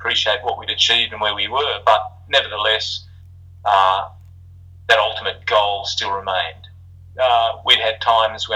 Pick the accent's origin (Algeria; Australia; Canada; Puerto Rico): Australia; moved away; we're an Aussie band